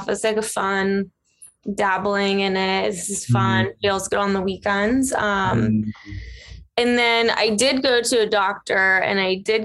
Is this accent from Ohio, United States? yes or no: yes; Ohio, United States; moved away; I'm originally from Ohio.